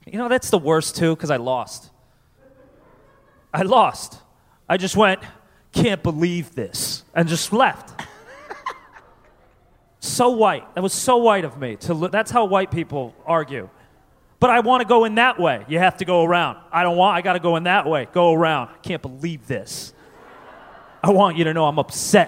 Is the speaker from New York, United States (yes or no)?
no; Connecticut, United States; I grew up in Connecticut